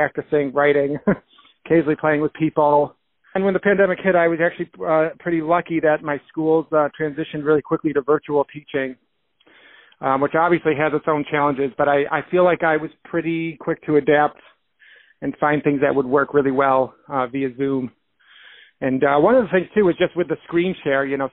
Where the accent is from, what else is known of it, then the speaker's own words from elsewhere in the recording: Rochester, New York, United States; moved away as an adult; now in Boston, United States; I grew up in Rochester. I spent the first 23 years of my life there